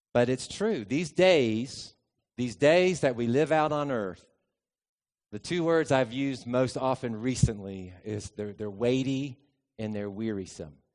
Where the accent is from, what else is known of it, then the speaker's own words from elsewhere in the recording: United States; also born or lived in Lexington; I'm an American ethnically